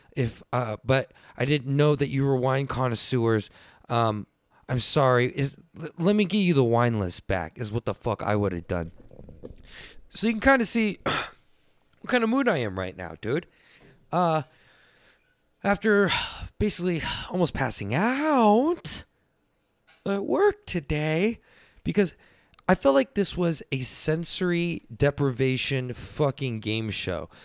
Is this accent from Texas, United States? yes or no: yes; Texas, United States; I'm from Texas